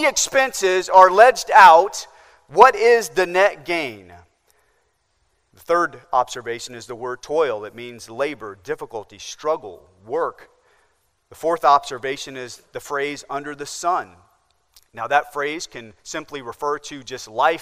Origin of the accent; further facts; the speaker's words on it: Nebraska, United States; now in Charleston, United States; growing up in Nebraska